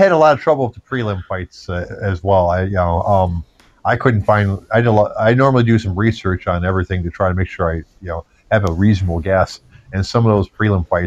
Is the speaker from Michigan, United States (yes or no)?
yes; Detroit, Michigan, United States; I'm from Detroit